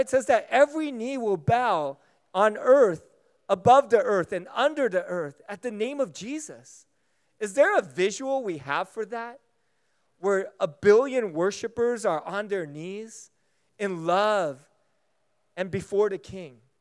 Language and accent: English; United States; Being American